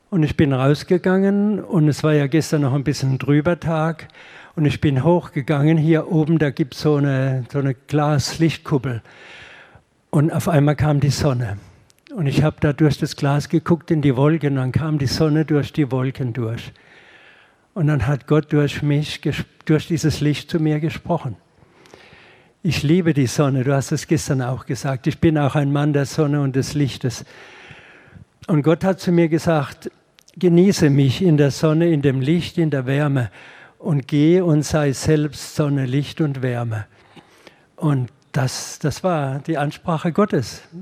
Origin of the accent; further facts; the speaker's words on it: Haßloch, Rhineland-Palatinate, Germany; aus der Pfalz hier, von Hasloch, habe also nicht allzu weit äh, Anreise gehabt